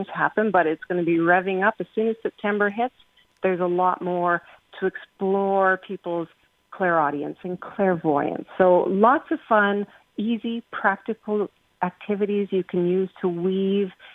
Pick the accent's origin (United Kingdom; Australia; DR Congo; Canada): United Kingdom; England; I'm English